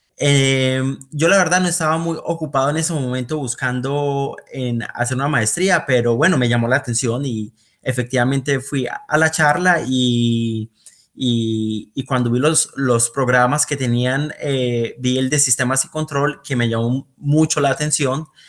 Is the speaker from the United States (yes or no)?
no; Bucaramanga, Santander, Colombia; moved away as an adult; also born or lived in Aguachica, Cesar, Colombia / Netherlands; now in Eindhoven, Netherlands; mi familia se ha mudado bastante en Colombia. nosotros nacimos allí en Aguachica, pero luego mi familia se mudó para Bucaramanga de hecho, yo allí estudié eh, bastante tiempo, hasta noveno grado, y de ahí volví a Aguachica por dos años y terminé allí mi bachillerato.